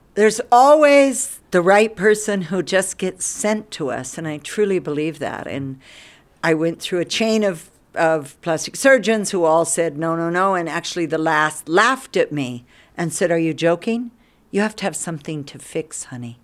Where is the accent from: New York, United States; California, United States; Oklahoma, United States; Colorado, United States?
Colorado, United States; Durango; moved away as an adult; now in India; I was born in Durango, Colorado. Not Durango exactly. We lived outside. We lived twenty miles out